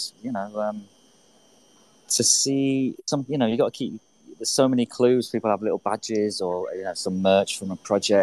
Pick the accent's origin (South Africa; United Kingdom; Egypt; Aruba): United Kingdom; England; moved away as an adult; now in Venice Beach, United States; I'm from England, but I've been living in Venice for 7 years